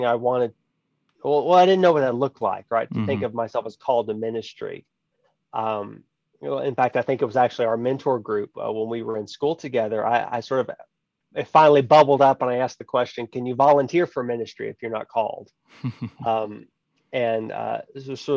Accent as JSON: {"language": "English", "town": "High Island", "region": "Texas", "country": "United States", "tie": "born or raised there", "said": "The town, actual town, is much smaller, High Island, Texas"}